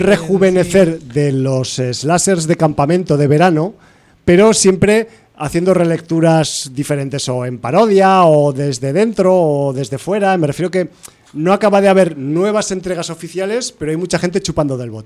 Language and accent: Spanish; Aragon, Spain; soy de Aragón